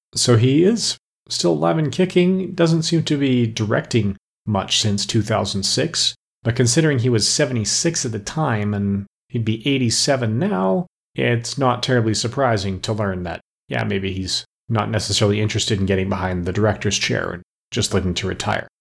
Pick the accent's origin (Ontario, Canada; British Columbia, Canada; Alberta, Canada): Alberta, Canada; growing up in Alberta